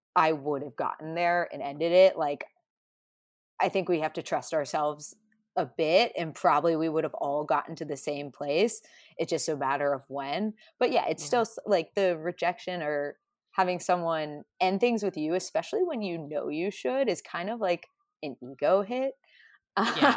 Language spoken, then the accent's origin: English; a Midwestern town, United States; I'm I'm not from New York, so more from like a Midwestern town.